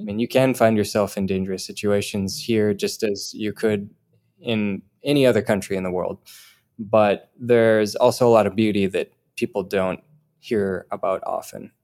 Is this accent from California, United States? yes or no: no; Rochester, Minnesota, United States; moved away; I'm from Rochester, Minnesota, home of the Mayo Clinic